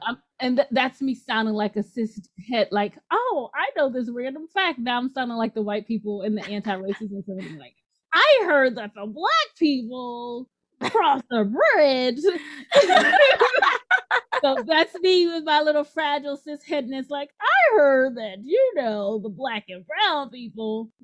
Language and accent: English; New York City, New York, United States; moved away; also born or lived in Louisiana; I grew up in the Bronx